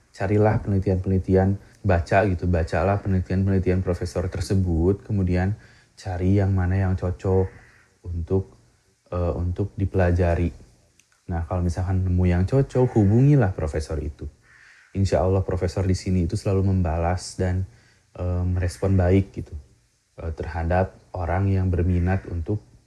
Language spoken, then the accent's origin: Indonesian; Majalaya, West Java, Indonesia; moved away as an adult; now in Mie Prefecture, Japan; Saya berasal dari Kabupaten Bandung, lahir dan besar di Kecamatan Majalaya